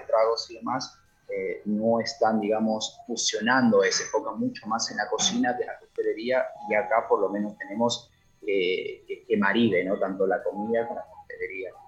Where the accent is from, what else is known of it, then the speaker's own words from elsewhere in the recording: Peru; now in Argentina; ya que yo soy de allá, yo soy de Perú